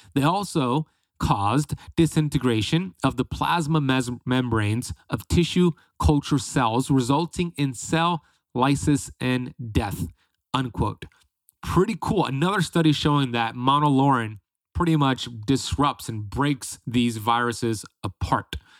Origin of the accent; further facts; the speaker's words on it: Florida, United States; in Florida, like myself